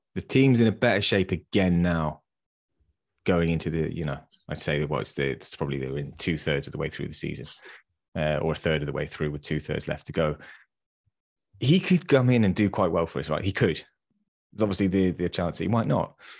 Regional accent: England, United Kingdom; as English football fans

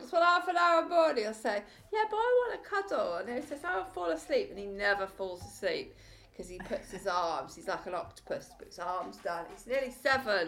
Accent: Preseli Mountains, Wales, United Kingdom; I was born in the Preseli Mountains

